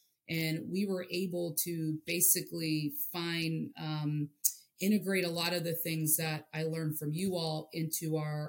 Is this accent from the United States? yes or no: yes; East Coast, United States; also born or lived in Hawaii; And I'm originally from Hawaii, but my dad was in the military and got stationed in the DC area. So for the most part, I grew up out on the East Coast.